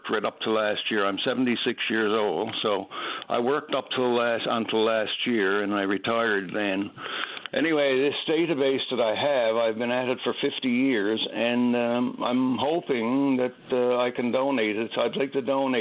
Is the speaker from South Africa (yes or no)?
no; Carbonear, Newfoundland and Labrador, Canada; moved away; also born or lived in Harbour Grace, Newfoundland; I was born in Harbour Grace, and I grew up, last 10 years before I left Newfoundland, I was in Carbonear